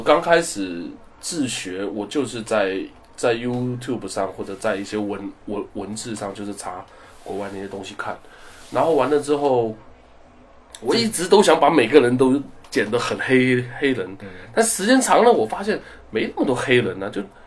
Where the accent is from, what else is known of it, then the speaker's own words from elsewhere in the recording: China; 我们是来自中国的Barber